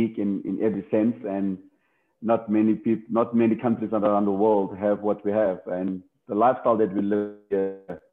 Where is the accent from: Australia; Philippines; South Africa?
South Africa; Cape Town, Western Cape; Growing up in Factorton, gangsterism and drugs around